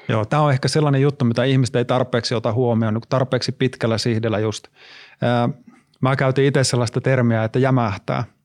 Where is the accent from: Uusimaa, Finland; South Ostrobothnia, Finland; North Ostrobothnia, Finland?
North Ostrobothnia, Finland; Oulu; moved away; mä oon Oulusta itse kotoisin